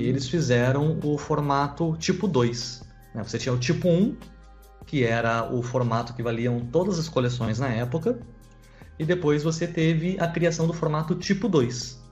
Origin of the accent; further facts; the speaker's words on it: Porto Alegre, Rio Grande do Sul, Brazil; Eu, sou nascido e criado em Porto Alegre